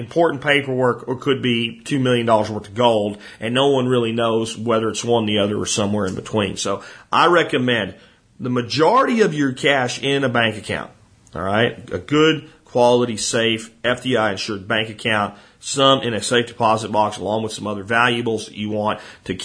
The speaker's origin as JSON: {"language": "English", "town": "Hot Springs", "region": "Arkansas", "country": "United States", "said": "I'm from Hot Springs, Arkansas, and my office is in Hot Springs Village"}